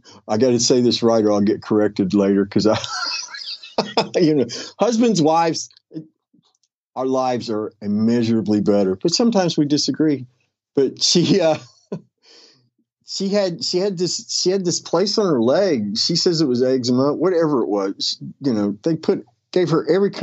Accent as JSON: {"language": "English", "region": "West Virginia", "country": "United States", "tie": "born or raised there", "moved": "yes", "lives_now": "Florida, United States", "said": "somebody I grew up with back in West Virginia"}